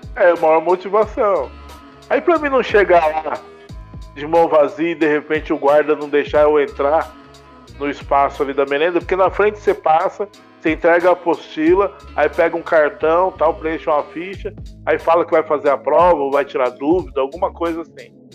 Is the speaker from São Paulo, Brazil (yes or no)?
yes; Taboão da Serra, São Paulo, Brazil; now in Jundiaí, Brazil; eu sou paulistano. Eu nasci na Freicanec, em São Paulo, maternidade de São Paulo, né? Os, o meu pai é cearense, a minha mãe é de Ribeirão Preto, sertãozinho. E eu fui criado no Taboão da Serra